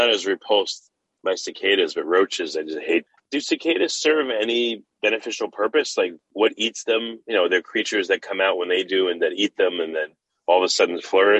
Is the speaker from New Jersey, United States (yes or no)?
no; New York, United States; I grew up in New York